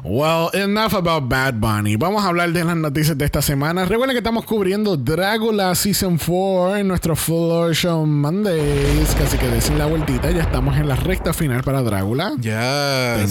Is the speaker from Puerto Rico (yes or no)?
yes; Puerto Rico; todas estas cosas que hemos logrado como puertorriqueños